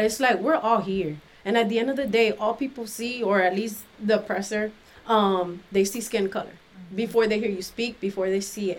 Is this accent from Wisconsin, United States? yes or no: no; Miami, Florida, United States; also born or lived in Washington, D.C.; now in St. Louis, United States; when I turned one, we moved to Miami, and I was raised in Miami.